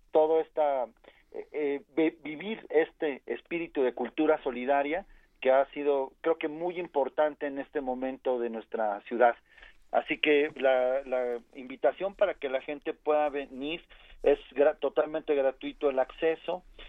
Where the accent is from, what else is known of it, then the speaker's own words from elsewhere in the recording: Mexico City, Mexico; como capitalinos y como mexicanos